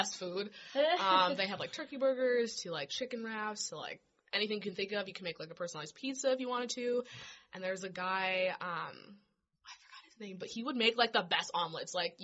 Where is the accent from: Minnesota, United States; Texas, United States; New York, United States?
Minnesota, United States; moved away as an adult; now in Phoenix, United States; because I am out of state, I'm from Minnesota